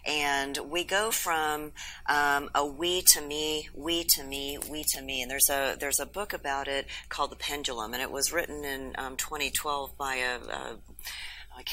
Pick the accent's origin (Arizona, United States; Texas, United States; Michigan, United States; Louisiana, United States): Texas, United States